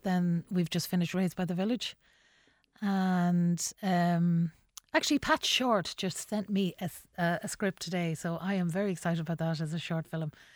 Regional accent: Mohill, Connacht, Ireland; moved away as an adult; also born or lived in Longford; now in Dublin, Ireland; I had lived in Longford, which was like a metropolis compared to Mohill

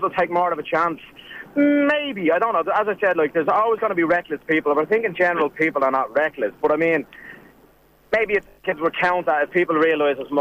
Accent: Dublin, Leinster, Ireland; I'm from Dublin, so I'm in Dublin

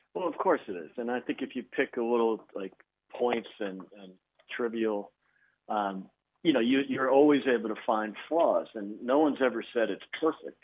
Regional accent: Chicago, Illinois, United States; I'm from Chicago

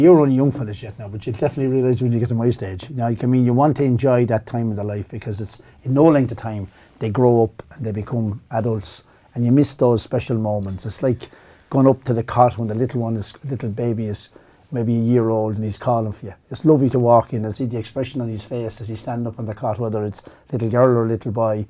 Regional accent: Kill, County Kildare, Ireland; also born or lived in Fermoy / Dublin; I kinda con-, consider myself a Kildare man, even though I was born in Fermoy and lived in Dublin four or five years.

